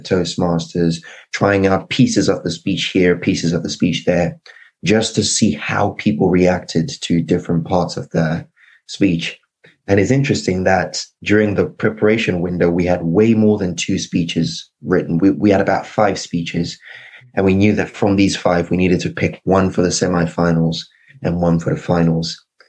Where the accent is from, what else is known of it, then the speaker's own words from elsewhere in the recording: Zimbabwe; accent: British; also born or lived in United Kingdom; was born in the UK, but I've got mixed ancestry. My father is Nigerian. My mother is Zimbabwean. I grew up in Zimbabwe, but I had a long, complicated Nigerian name and a British accent.